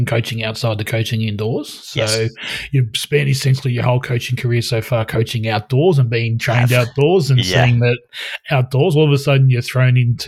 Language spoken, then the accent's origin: English; Albury, New South Wales, Australia; now in Melbourne, Australia; I'm technically from Albury, so I'm technically from that side of the border as well.